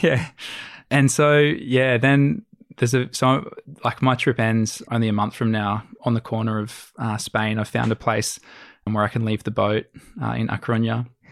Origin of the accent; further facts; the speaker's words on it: Australia; we're Aussie